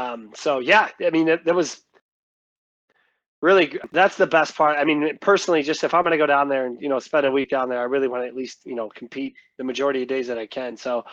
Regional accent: Midwest, United States; But I feel like you can't really adjust to as a Midwesterner off the bat is just the wind.

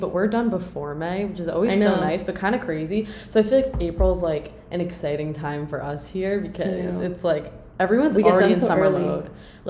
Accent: New York, United States; like, when I say I'm from New York, too, they're like, oh, like, who do you see, blah, blah, blah.

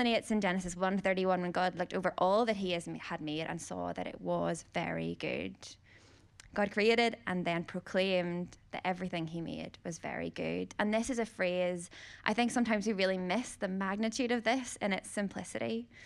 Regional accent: Northern Ireland, United Kingdom; growing up in Northern Ireland, in case you didn't hear the accent

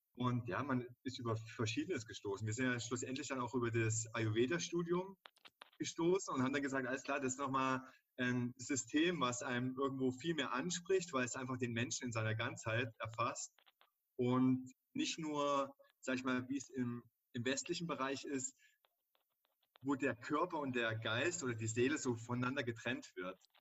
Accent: Dresden, Saxony, Germany; moved away as an adult; also born or lived in Cologne; ich bin 36 Jahre alt und komme gebürtig aus Dresden

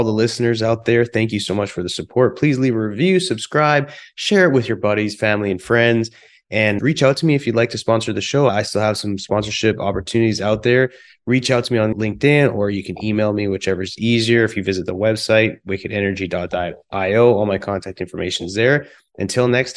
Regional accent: British Columbia, Canada; also born or lived in Calgary, Alberta; now in Houston, United States; from born in Calgary, raised in British Columbia

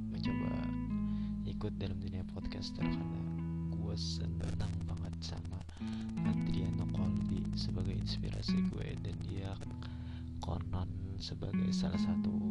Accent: South Kalimantan, Indonesia; gue kampung ini kampung halaman gue ini termasuk kampung banget tapi maju dan berkelahi

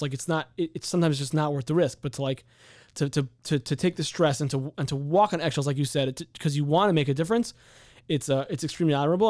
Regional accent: San Diego, California, United States; now in Chicago, United States; I'm from San Diego

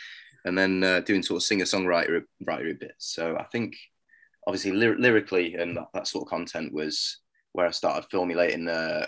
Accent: Stafford, West Midlands, United Kingdom; also born or lived in Milton Keynes; born Milton Keynes way and then kind of grew up in Stafford, which is, I guess, my hometown.

